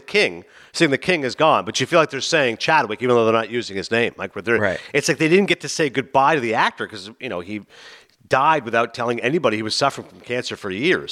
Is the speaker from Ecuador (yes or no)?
no; Toronto, Ontario, Canada; moved away; my hometown of Toronto